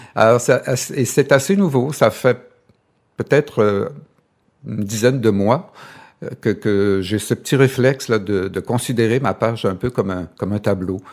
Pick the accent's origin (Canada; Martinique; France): Canada; Chicoutimi, Quebec; je viens du Saguenay, je suis Coutimi